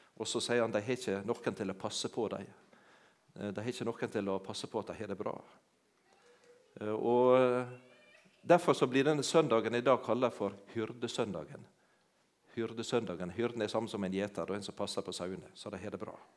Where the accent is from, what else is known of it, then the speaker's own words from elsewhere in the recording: Sunnmøre, Møre og Romsdal, Norway; moved away; also born or lived in Jæren; jeg har ikke vokst opp på Jæren, det hører dere når jeg snakker. Men jeg, heimplassen min den er på ei øy ute i havet, på Sunnmøre.